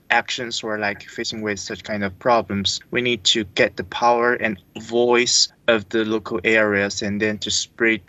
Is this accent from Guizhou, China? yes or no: yes; Qingman Miao Village, Guizhou, China; my hometown of a small village called Qingman Miao Village in Guizhou province.